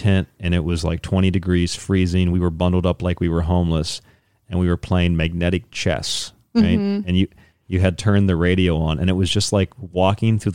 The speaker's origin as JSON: {"language": "English", "region": "Florida", "country": "United States", "said": "I'm from Florida"}